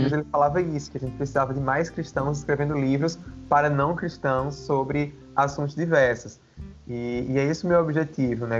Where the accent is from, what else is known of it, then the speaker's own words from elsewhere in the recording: Campina Grande, Paraíba, Brazil; now in João Pessoa, Brazil; eu sou de Campina Grande, Paraíba, atualmente eu moro em João Pessoa